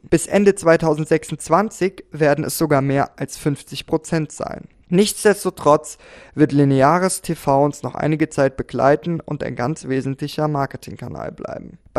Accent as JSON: {"language": "German", "country": "Austria", "said": "Als Österreicher habe ich eine sehr spezielle Beziehung zu Plakaten, denn in kaum einem anderen Land ist die Plakatdichte dermaßen hoch."}